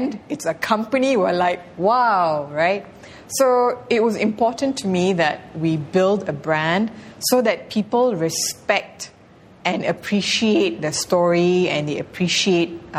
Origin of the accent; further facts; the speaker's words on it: Malaysia; moved away as an adult; as a Malaysian